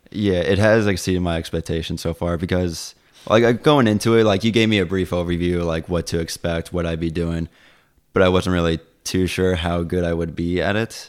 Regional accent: Long Island, New York, United States; moved away as an adult; now in Plattsburgh, United States; I'm originally from Long Island

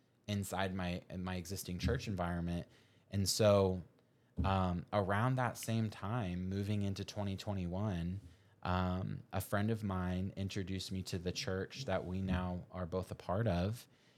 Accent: Kansas City, Missouri, United States; the guy that was preaching the day that I gave my life back to the Lord was from my hometown of Kansas City.

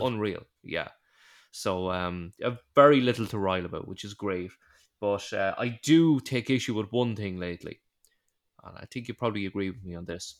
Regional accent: Ireland; we're Irish

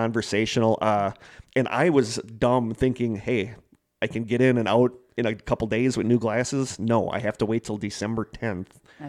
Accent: Connecticut, United States; now in Wausau, United States; I live in Wausau, but I'm originally from Connecticut.

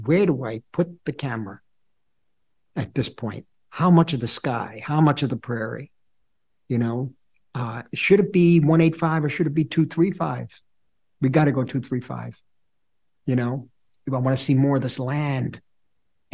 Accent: New York, United States; I am a New Yorker. I grew up in the lower East Side of New York.

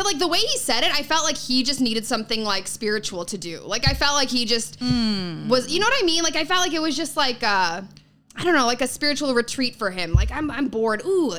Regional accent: Chicago, Illinois, United States; now in New York, United States; Suburbs of Chicago.

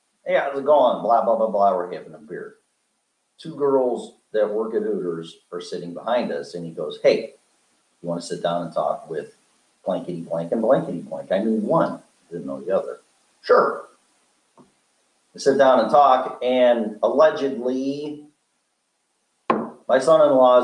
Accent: Chicago, Illinois, United States; I'm from Chicago

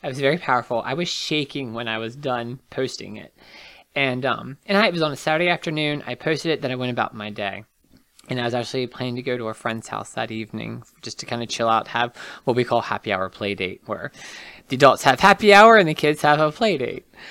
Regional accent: Martinsburg, West Virginia, United States; also born or lived in Charles Town, West Virginia; I am born and raised West Virginian. I'm very proud of that. I grew up in Martinsburg.

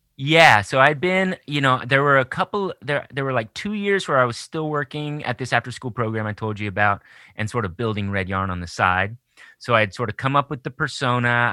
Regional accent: Austin, Texas, United States; moved away as an adult; also born or lived in Southern California; now in Portland, United States; I grew up, born and raised in Austin, Texas

